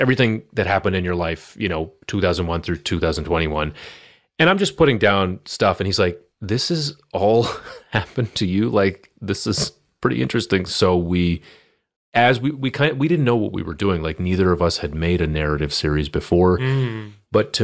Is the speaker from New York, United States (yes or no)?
no; Boston, Massachusetts, United States; We grew up together here in Boston